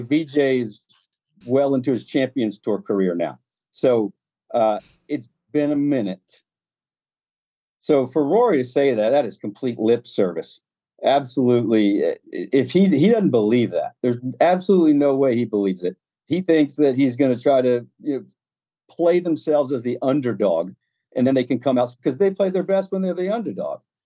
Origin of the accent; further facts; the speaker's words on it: United States; now I am the American voice of B B C golf